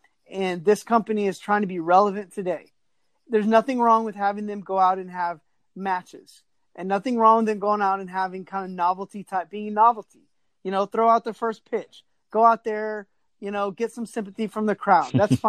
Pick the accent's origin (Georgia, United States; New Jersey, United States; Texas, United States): Texas, United States; You know, I'm from Texas.